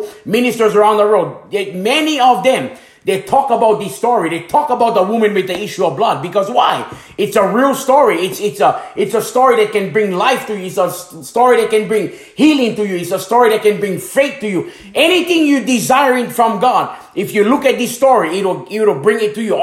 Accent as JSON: {"language": "English", "area": "Hana, Maui", "region": "Hawaii", "country": "United States", "tie": "born or raised there", "moved": "as an adult", "said": "I was leaving my hometown in Hanamaui, Hawaii"}